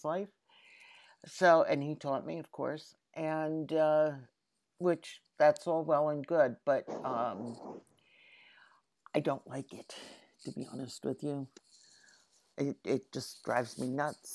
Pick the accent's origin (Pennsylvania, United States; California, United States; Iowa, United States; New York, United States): Pennsylvania, United States; Philadelphia; as a little girl growing up. You know, growing up in Philadelphia